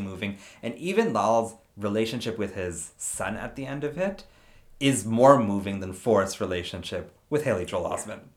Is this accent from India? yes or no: yes; India; I'm not Sikh, but I'm Indian